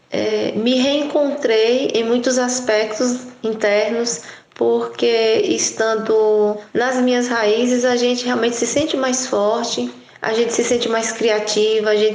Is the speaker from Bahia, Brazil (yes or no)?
yes; Brotas de Macaúbas, Bahia, Brazil; Eu resolvi fazer uma mudança que foi para a cidade da minha cidade natal, que é Brotas de Macaúbas.